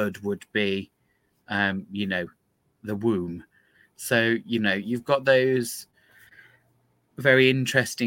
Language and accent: English; United Kingdom; particularly being British and knowing quite how mongrel our blood is